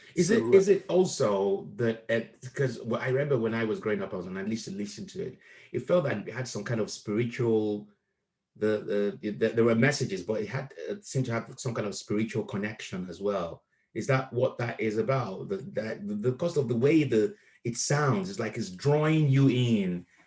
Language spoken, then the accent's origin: English; Nigeria; also born or lived in Akure; now in United Kingdom; I was raised in Nigeria